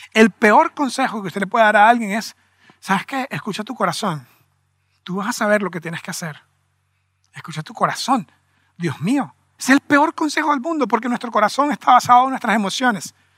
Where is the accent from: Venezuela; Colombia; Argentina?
Venezuela; somos venezolanos